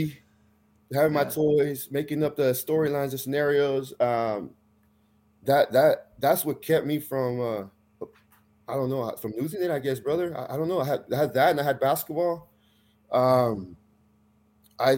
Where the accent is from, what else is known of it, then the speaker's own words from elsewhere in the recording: Tracy, California, United States; I grew up in Tracy. I graduated high school there